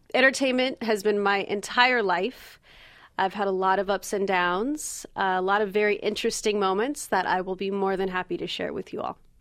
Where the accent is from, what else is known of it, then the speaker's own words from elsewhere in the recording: Valencia, California, United States; I am from Valencia, California, which is a little north of Los Angeles. I grew up there, but I left right away